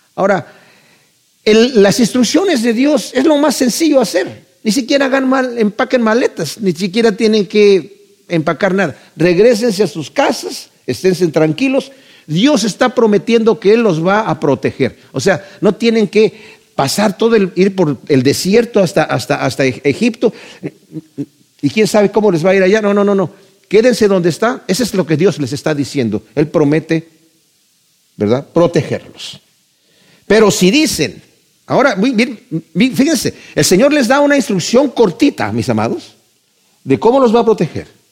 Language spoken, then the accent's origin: Spanish; Mexico; yo crecí en México